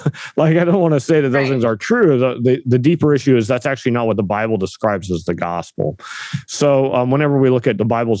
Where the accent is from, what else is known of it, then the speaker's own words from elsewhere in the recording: Northern California, United States; moved away; We're from the West Coast originally, my wife and I both. My wife from Portland, myself from Northern California, but kind of way up in the sticks in the mountains